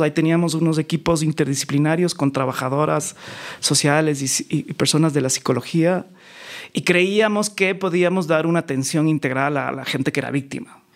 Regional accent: Quito, Pichincha, Ecuador; also born or lived in New York; yo nací en Quito, en un barrio muy popular que se llama La Magdalena, al

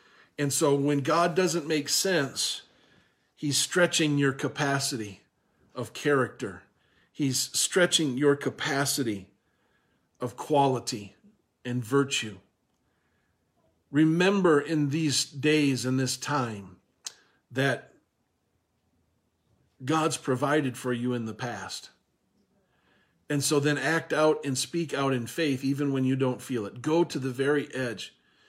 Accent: Minnesota, United States; And now, where I was raised in Minnesota here, and the way my dad taught me to swim is probably not the way that I taught Owen to swim

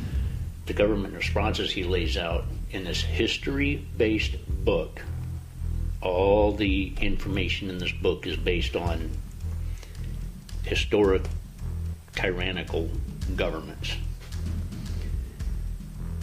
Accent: United States; I am an American

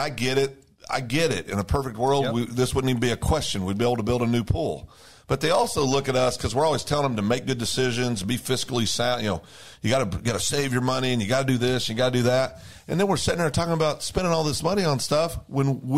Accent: Kansas, United States; moved away; Town I grew up in Kansas 40 years ago

